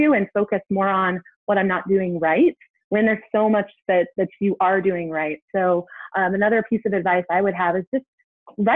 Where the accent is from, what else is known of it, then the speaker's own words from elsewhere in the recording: Seattle, Washington, United States; moved away as an adult; now in Kansas City, United States; I grew up in the Pacific Northwest.